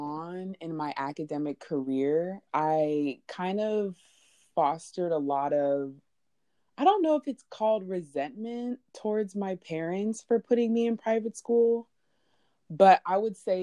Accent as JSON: {"language": "English", "town": "San Francisco", "region": "California", "country": "United States", "tie": "born or raised there", "said": "I'm a Bay child."}